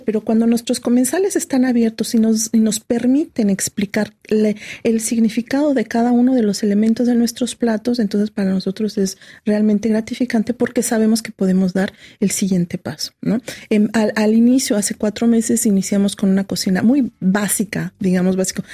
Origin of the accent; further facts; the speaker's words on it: Mexico; moved away as an adult; now in France; me he dedicado en la investigación gastronómica tanto de mi país como del país en el que vivo